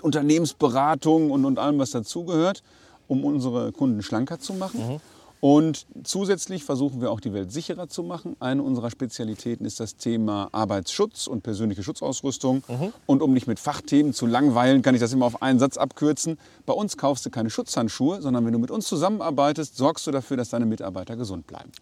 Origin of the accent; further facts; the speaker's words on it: Sauerland, North Rhine-Westphalia, Germany; also born or lived in Körbeke, Möhnesee; kennen wir als Sauerländer